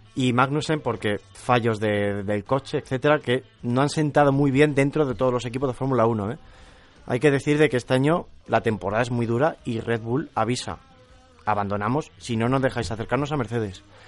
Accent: Arroyo de la Luz, Extremadura, Spain; moved away; Es el Día de la Luz en mi pueblo

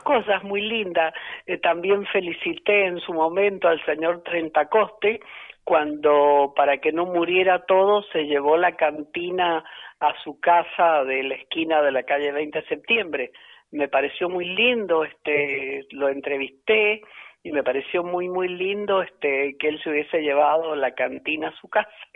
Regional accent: Agrelo, Mendoza, Argentina; soy de la zona rural, soy de Agrelo

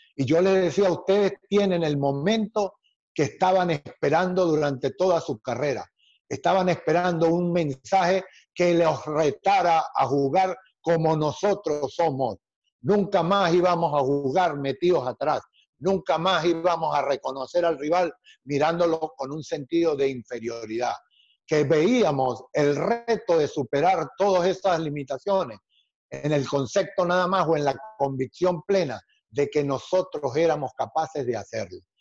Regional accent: Venezuela; Cuando yo llegué a la selección de Venezuela, mi país, Venezuela

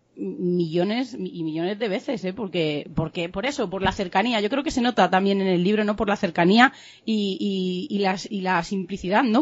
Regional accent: Saucedilla, Extremadura, Spain; soy de Saucedilla

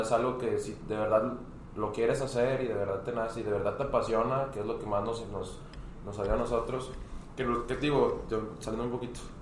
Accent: Hermosillo, Sonora, Mexico; moved away as an adult; now in Monterrey, Mexico; yo soy de Hermosillo, Sonora. Este, yo me vine por acá, para Monterrey, hace cuatro años casi.

